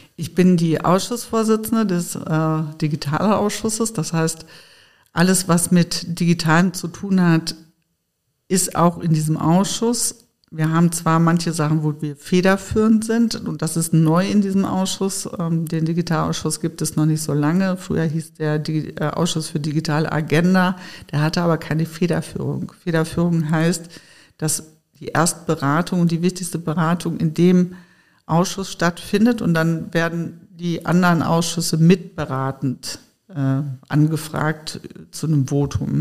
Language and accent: German; Sauerland, North Rhine-Westphalia, Germany; moved away as an adult; also born or lived in Frankfurt; ich bin im Sauerland groß geworden, sehr ländlich